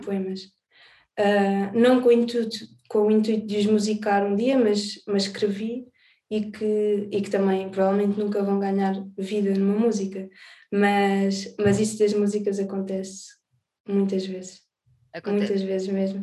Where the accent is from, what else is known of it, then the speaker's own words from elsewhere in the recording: Alentejo, Portugal; also born or lived in Azores; now in Lisbon, Portugal; Nasci nos Açores, cresci no Alentejo, e agora vivo em Lisboa